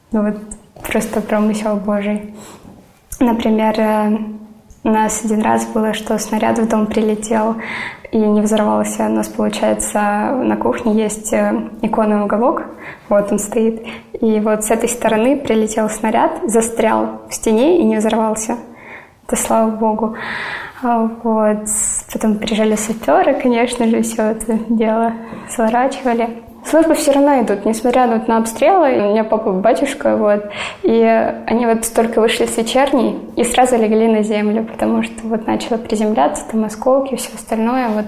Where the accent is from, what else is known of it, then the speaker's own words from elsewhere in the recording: Donetsk, Donetsk Oblast, Ukraine; Я родилась и выросла в Донецке из-за эти 8 лет я все равно не уезжала.